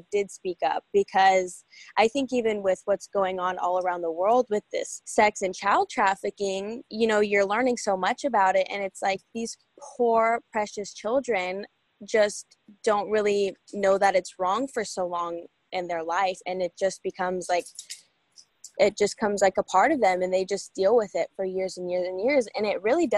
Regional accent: United States; I was born in Washington, grew up, you know, with my family

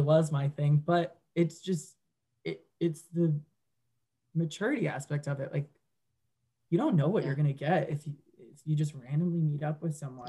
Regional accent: Westchester, New York, United States; moved away as an adult; I grew up and lived in Westchester until literally August of this year

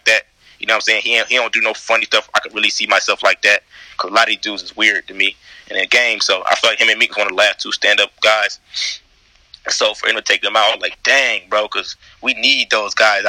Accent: Atlanta, Georgia, United States; I'm from the South Side

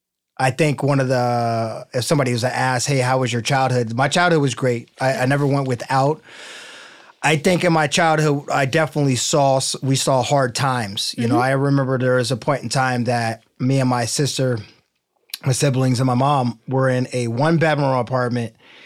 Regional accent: Midwest, United States; I'm from the Midwest. We have basements.

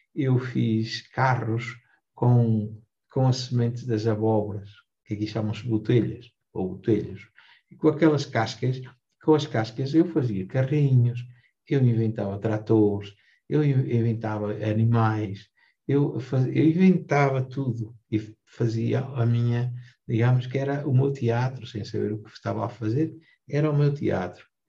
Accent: Vilarelho, Portugal; Eu nasci cá, em, no Vilarelho, fiz casa em Vilarelho

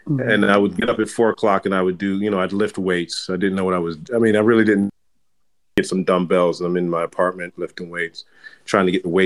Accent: Jamaica; So I'm Jamaican, and I was raised in a culture where we ate a lot of heavy food.

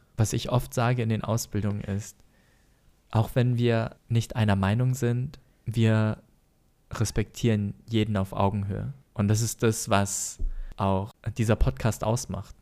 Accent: Germany; wir eh gerade als Deutsche weniger in die Kirche gehen

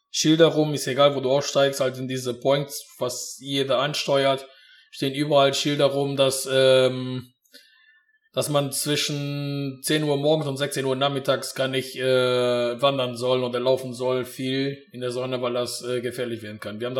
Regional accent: Portugal; Äh, ich komme ja aus Portugal, da haben wir schon auch mal 45 gehabt

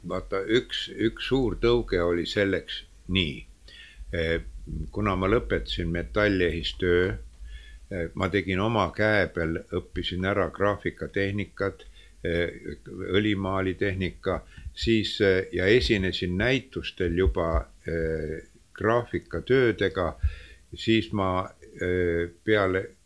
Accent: Estonia; also born or lived in Leningrad; ma ütlesin, et eestlane

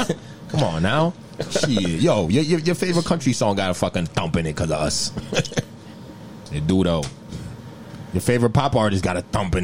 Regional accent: United States; My family, you know, we're from Africa. But I was kind of the first person in my family, the entire family that was born here.

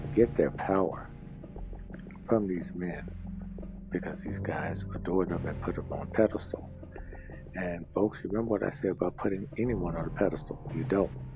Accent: Mississippi, United States; accent: southern; it used to shock everybody when I told them I was from Mississippi. I did get the uh, hint of southern accent I have

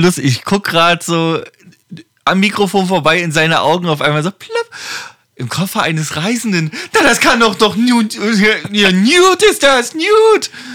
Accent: Germany; bei uns in Deutschland

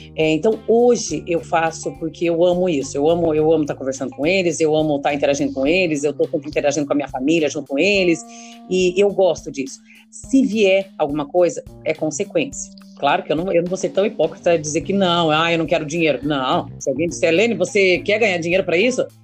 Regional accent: interior of Paraná, Brazil; Como aqui eu sou do interior do Paraná, a gente fuma muito paeiro.

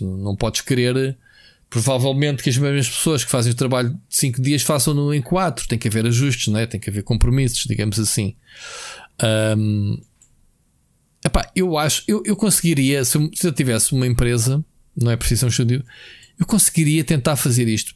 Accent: Portugal; eu sou português

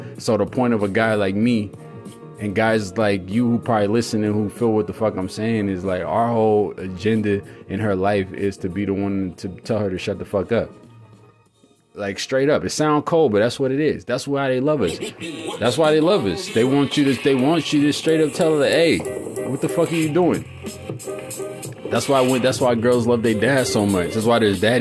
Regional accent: California, United States; I'm from California

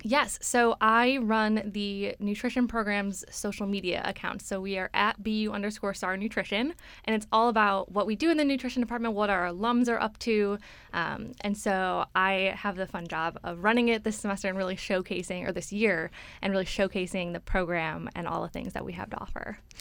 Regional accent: Chicago, Illinois, United States; moved away as an adult; now in Boston, United States; So I'm from Chicago

